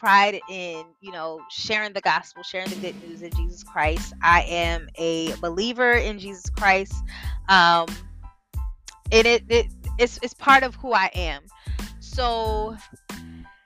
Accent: Delaware, United States; moved away as an adult; now in Washington, D.C., United States; we're from Delaware. I currently live in Washington, D.C.

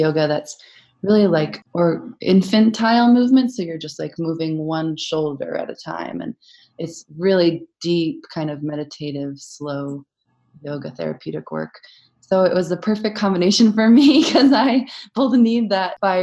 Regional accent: Acadia National Park area, Maine, United States; I'm from Acadia National Park. We are from Acadia National Park area.

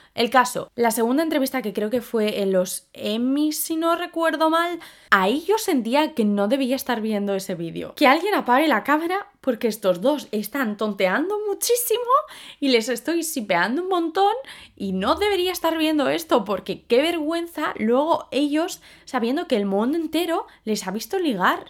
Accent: Spain; also born or lived in London; las españolas. ¿Por qué? Porque somos morenas

